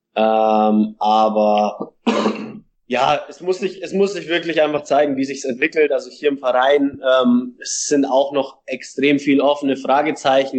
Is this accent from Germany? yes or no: yes; Regensburg, Bavaria, Germany; moved away as an adult; now in Chattanooga, United States; mit Regensburg, mit meiner Heimatstadt